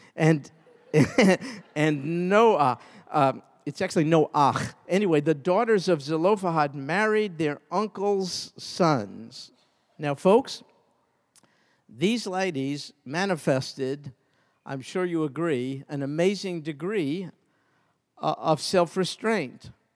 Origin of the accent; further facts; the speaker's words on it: New York, United States; when I was a kid growing up in New York